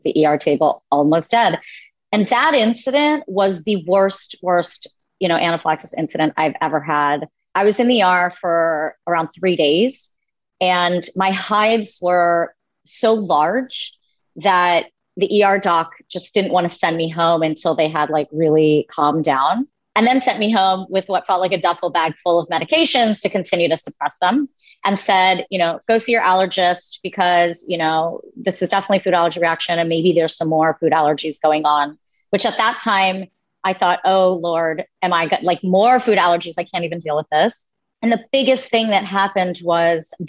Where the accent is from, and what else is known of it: Philadelphia, Pennsylvania, United States; born or raised there